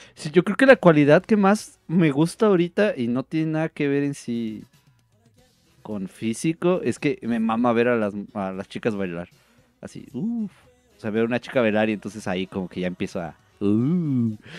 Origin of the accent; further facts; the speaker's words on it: northern Mexico, Mexico; Soy bien norteño